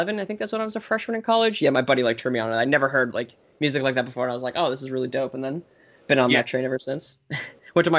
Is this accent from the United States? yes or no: yes; Bergen County, New Jersey, United States; I grew up in New Jersey